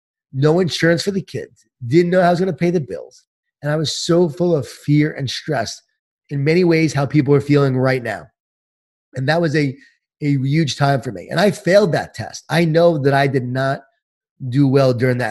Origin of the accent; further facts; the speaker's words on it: Long Island, New York, United States; I grew up in Long Island, New York, Jewish Italian family